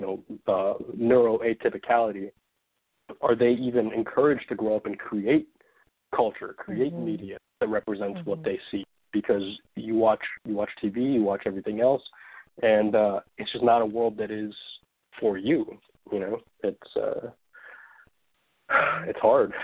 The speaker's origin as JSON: {"language": "English", "region": "Hawaii", "country": "United States", "tie": "born or raised there", "moved": "yes", "said": "When I grew up in Hawaii"}